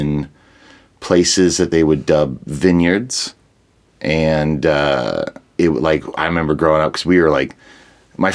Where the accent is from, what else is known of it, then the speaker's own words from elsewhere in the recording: Los Angeles, California, United States; I was born in Hollywood, California